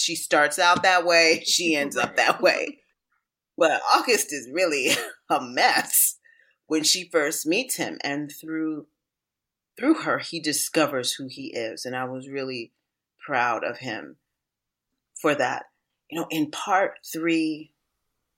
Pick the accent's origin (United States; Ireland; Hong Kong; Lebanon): United States; Washington, District of Columbia; D.C., which is my hometown. It was where I was raised.